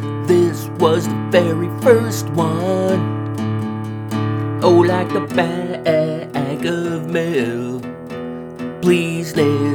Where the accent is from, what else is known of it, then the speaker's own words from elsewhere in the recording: Toronto, Ontario, Canada; moved away as an adult; also born or lived in Tanzania; now in Orlando, United States; I was born in Tanzania, which is on the east coast of Africa. And we came to Canada in the early 70s, in 1974, I believe, is when we arrived in Canada. I was like a young boy.